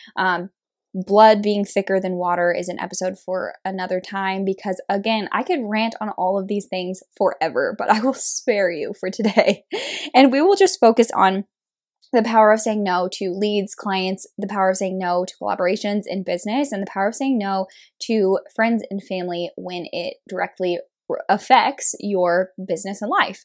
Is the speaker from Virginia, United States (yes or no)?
no; Kansas, United States; moved away as an adult; now in Kansas City, Missouri, United States; I was born and raised in a very small town in Kansas